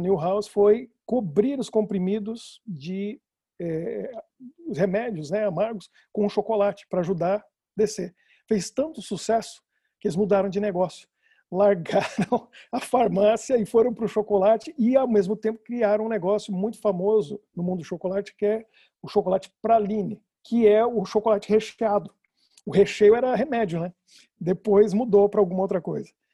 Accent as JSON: {"language": "Portuguese", "country": "Brazil", "also_born_or_lived": "Rio Grande do Sul / United States / Japan", "moved": "as an adult", "lives_now": "Brussels, Belgium", "said": "sou brasileiro"}